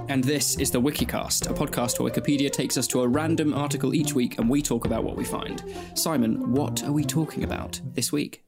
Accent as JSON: {"language": "English", "country": "Australia", "moved": "as an adult", "lives_now": "United Kingdom", "said": "moving from Australia to the U K to come to uni"}